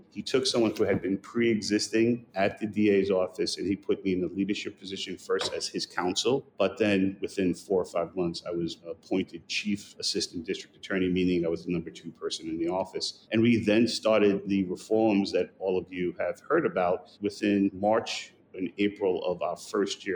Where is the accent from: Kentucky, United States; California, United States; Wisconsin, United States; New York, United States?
New York, United States; New York City; I grew up in East New York during 80s and 90s